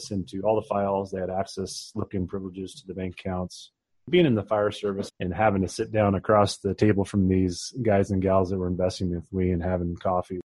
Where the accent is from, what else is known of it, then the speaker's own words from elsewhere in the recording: Oregon, United States; growing up on the West Coast, I'm born and raised Oregonian